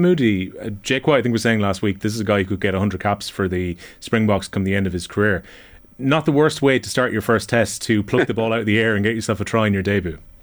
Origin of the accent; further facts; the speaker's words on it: Ireland; as an Irishman